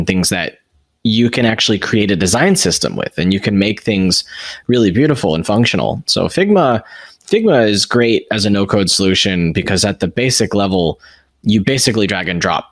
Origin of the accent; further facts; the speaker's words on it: United States; I'm American.